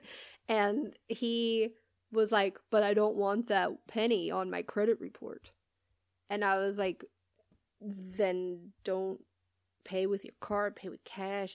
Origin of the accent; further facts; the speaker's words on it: California, United States; moved away; I'm from California